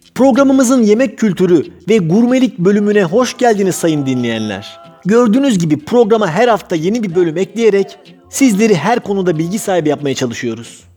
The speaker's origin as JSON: {"language": "Turkish", "town": "Çemişgezek", "region": "Tunceli Province", "country": "Turkey", "tie": "born or raised there", "said": "Ben Çemiş Gezekliyim. Benim kendi toprağıma, memleketime dönmem lazım dedim."}